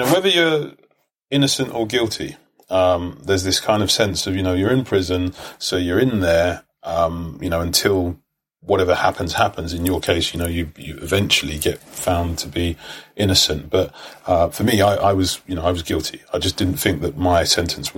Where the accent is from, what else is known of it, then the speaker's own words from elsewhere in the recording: London, United Kingdom; I grew up in Brixton.